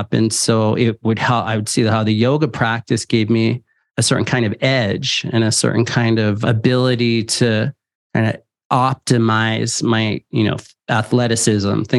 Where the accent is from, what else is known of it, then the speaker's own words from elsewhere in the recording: San Francisco, California, United States; I was born and raised in San Francisco